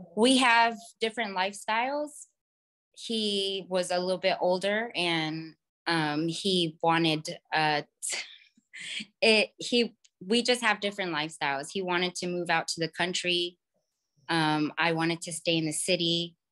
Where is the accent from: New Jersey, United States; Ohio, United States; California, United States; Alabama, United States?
California, United States; also born or lived in Los Angeles; I grew up in California, but moved to L A when I was seventeen